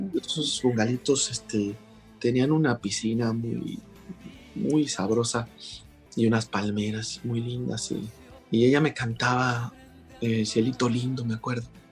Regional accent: Mexico; somos los mexicanos

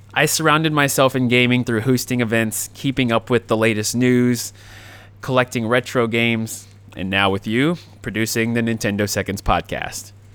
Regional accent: Jacksonville, Florida, United States; my hometown of Jacksonville, Florida

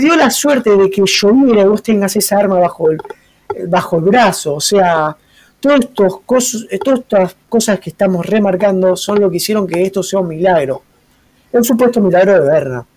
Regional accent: Argentina; Para nosotros que somos criollos argentinos

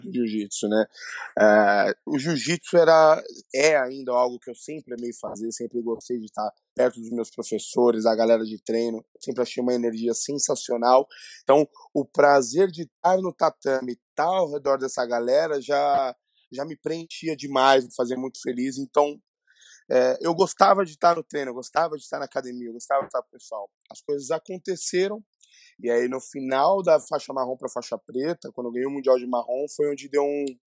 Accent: São Paulo, Brazil; eu sou aqui de São Paulo, né? É, é, extremo Leste, Itaquera

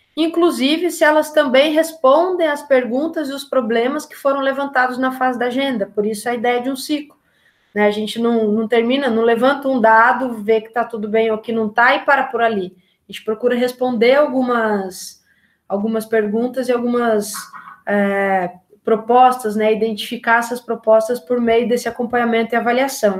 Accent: Taubaté, São Paulo, Brazil; Eu sou de Tabaté, é, na região do Vale do Paraíba, em São Paulo

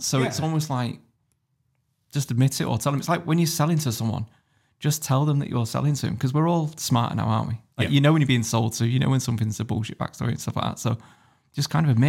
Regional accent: Germany; born there; also born or lived in United Kingdom; I was born in Germany, lived in Germany for a couple of years

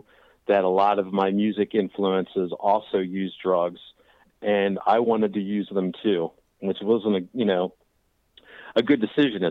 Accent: Washington, District of Columbia, United States; also born or lived in Delaware; now in Chapin, South Carolina, United States; I'm originally from the Washington, D.C. area, but I live in Chapin, South Carolina now

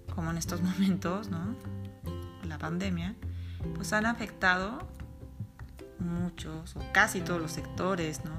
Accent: Mexico; como decimos en mi país, en México, un empleado godín

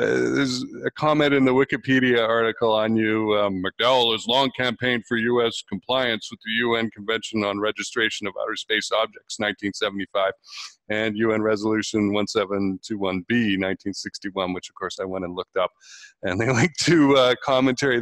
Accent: Canada; moved away; I'm originally Canadian

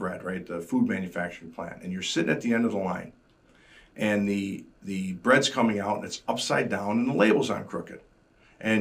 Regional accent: Chicago, Illinois, United States; being a Chicagoan

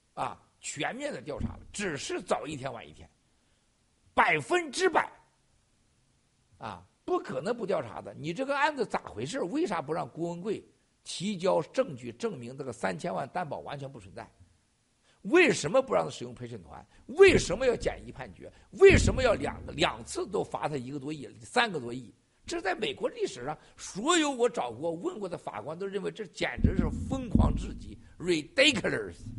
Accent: China; moved away; 我们中国人

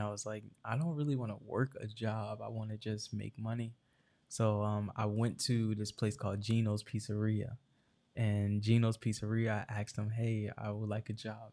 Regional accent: Irvington, New Jersey, United States; also born or lived in Newark, New Jersey; born and raised in Irvington, New Jersey

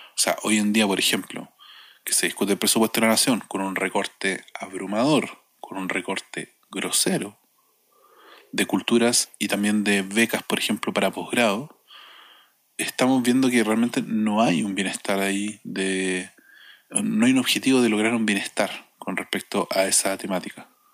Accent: Chile; como chilenos y chileno

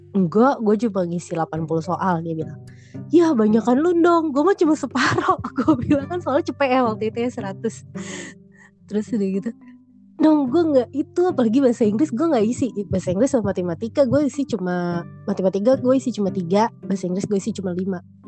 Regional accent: Jakarta, Indonesia; also born or lived in Bekasi; gue tinggal di Bekasi kan ceritanya misah nih gue dari Priok gue ke Bekasi

